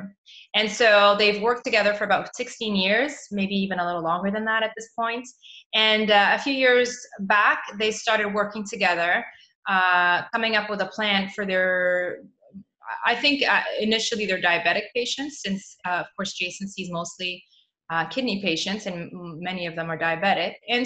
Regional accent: Mozambique; also born or lived in Toronto, Canada; now in Europe; I moved back to my home country, which is in Mozambique, Southern Africa

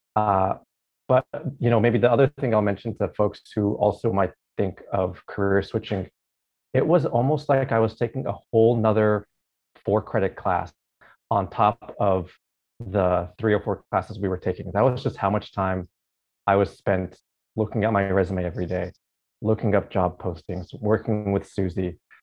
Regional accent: Alaska, United States; moved away as an adult; also born or lived in Oregon / Seattle; now in Hawaii, United States; I was born and raised in Alaska. So spent my first 18 years in Alaska

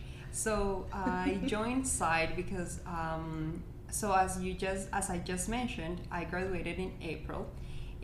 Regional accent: Colombia; moved away as an adult; now in Calgary, Canada; I'm from Colombia

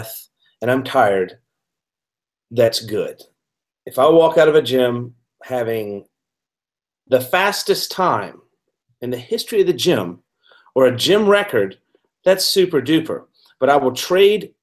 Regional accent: Georgia, United States; now in Seattle, United States; I'm from Georgia originally. I live in Seattle now.

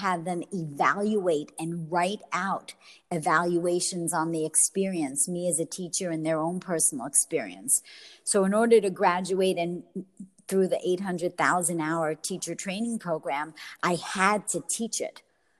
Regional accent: Brooklyn, New York, United States; accent: Brooklyn; now in Florida, United States; I think I lost my Brooklyn accent, Monica. I don't even have it anymore.

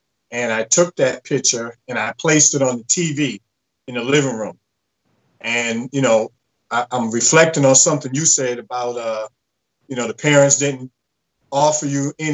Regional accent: Boston, Massachusetts, United States; a young man growing up in Boston on the streets, age 16

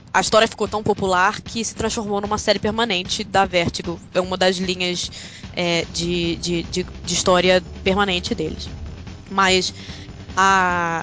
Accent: Brazil; moved away as an adult; now in London, United Kingdom; Eu passei a minha vida inteira no Brasil

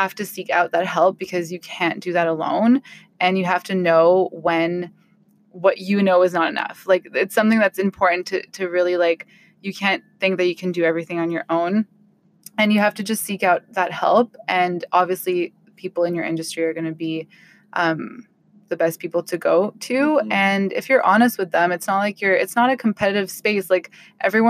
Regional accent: Ottawa, Ontario, Canada; I'm from Ottawa

